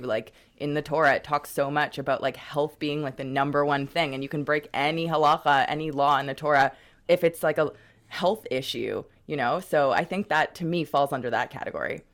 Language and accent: English; Montreal, Quebec, Canada; now in Vancouver, Canada; I'm from Montreal originally